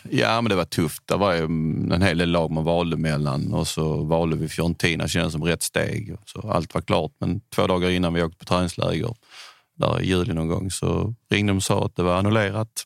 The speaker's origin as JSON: {"language": "Swedish", "town": "Bjärred", "region": "Skåne", "country": "Sweden", "tie": "born or raised there", "also_born_or_lived": "Italy", "lives_now": "Höllviken, Sweden", "said": "jag är uppvuxen i Bjärred utanför Malmö"}